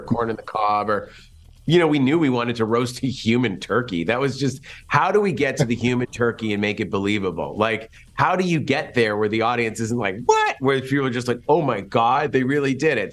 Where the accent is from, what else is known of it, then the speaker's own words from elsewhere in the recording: Massachusetts, United States; My best friend, Jeff Rendell, and I, we grew up in Massachusetts